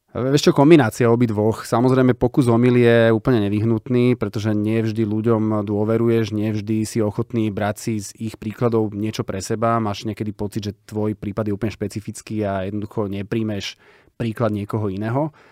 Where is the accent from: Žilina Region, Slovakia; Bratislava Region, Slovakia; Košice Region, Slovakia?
Bratislava Region, Slovakia; Bratislava; my sme deti z Petržalky, boli sme traja